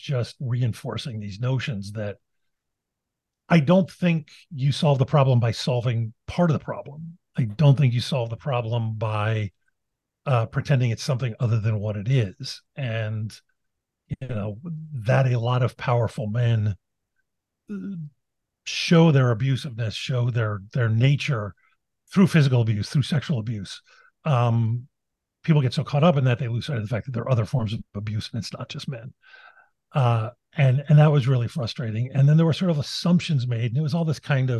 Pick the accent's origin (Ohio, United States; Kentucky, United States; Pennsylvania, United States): Pennsylvania, United States; Philadelphia; I come from West Philadelphia, which was Bill Cosby's neighborhood